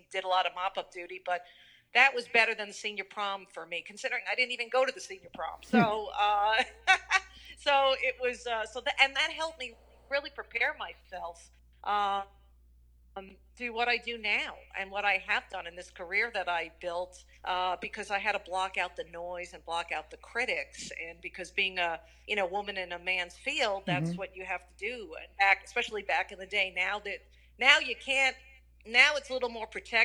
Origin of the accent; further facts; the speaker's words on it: Long Island, New York, United States; growing up on Long Island at that time